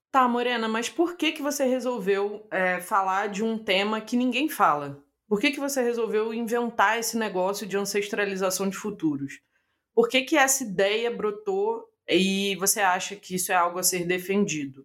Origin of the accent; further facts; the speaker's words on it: Brazil; accent: abrasileirado (Brazilian); eu vou ler com meu sotaque aqui maravilhoso abrasileirado